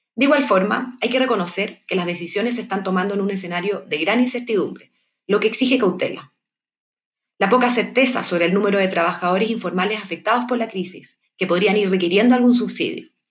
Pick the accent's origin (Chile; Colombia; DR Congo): Chile